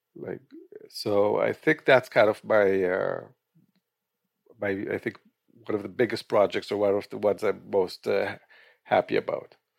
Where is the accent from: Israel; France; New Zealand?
Israel; moved away as an adult; also born or lived in Quito, Ecuador / Los Angeles, California / Northern New Jersey; now in New Jersey, United States; I was born in Israel